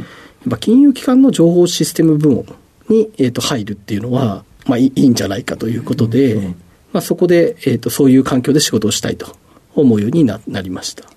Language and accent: Japanese; Yokohama, Kanagawa, Japan; 出身は、えーと、横浜市の保土ヶ谷区でして